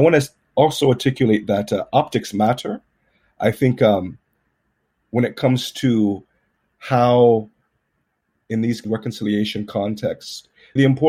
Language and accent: English; Southern Alabama, United States; moved away; also born or lived in Ireland / Nigeria / United Kingdom; as a Nigerian-American male raised in Southern Alabama